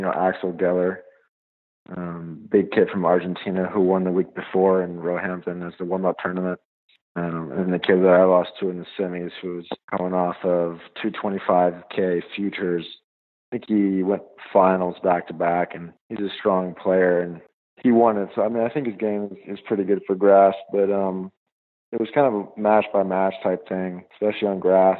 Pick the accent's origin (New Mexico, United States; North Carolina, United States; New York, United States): North Carolina, United States; Greenville; I'm from Greenville, North Carolina.